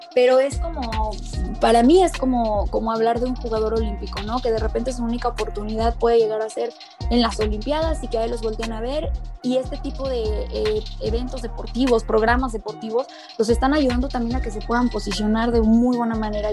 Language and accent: Spanish; Aguascalientes, Mexico; las Lobas de Aguascalientes, este, más allá de que sea mi tierra